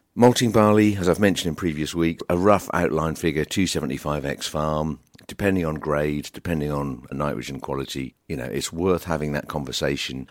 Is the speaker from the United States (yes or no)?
no; United Kingdom; as a Brit